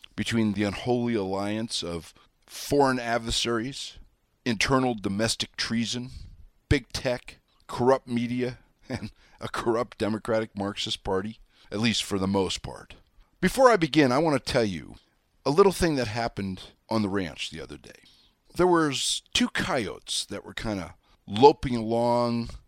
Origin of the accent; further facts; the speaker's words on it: Wyoming, United States; I'm the hayseed from Wyoming